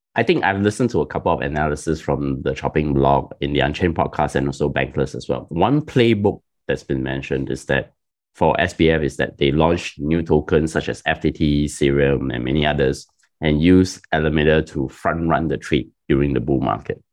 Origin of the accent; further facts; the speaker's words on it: Singapore; I'm Singaporean and it's my country's sovereign wealth fund